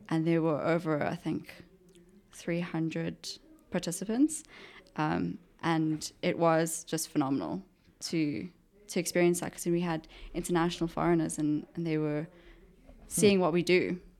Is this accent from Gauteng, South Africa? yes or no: yes; Johannesburg, Gauteng, South Africa; also born or lived in Pretoria; Johannesburg. Uh-huh. Um, born and bred.